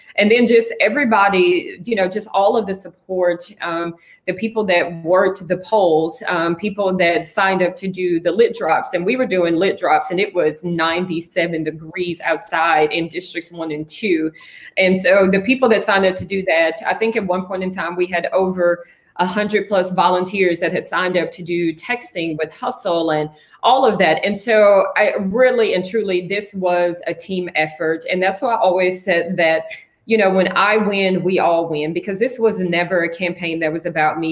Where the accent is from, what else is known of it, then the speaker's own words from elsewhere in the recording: Franklin, Tennessee, United States; now in Nashville, United States; I'm originally from Franklin, Tennessee